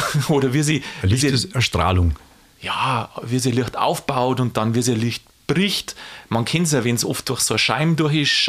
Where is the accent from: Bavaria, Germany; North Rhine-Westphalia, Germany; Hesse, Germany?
Bavaria, Germany; und ich komme ja auch aus Niederbayern und wenn da ein berühmter Mensch herkommt, dann freue ich mich natürlich.